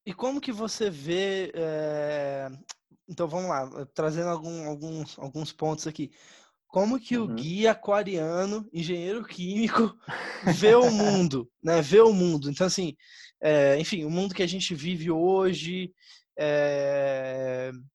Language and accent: Portuguese; Campo Grande, Mato Grosso do Sul, Brazil; also born or lived in Taiwan; eu sou de Campo Grande, Mato Grosso do Sul